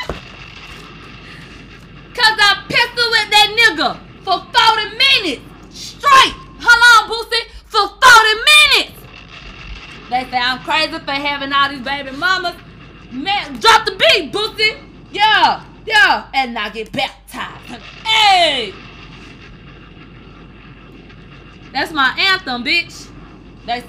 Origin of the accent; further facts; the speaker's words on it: Houston, Texas, United States; I was a nigga from Houston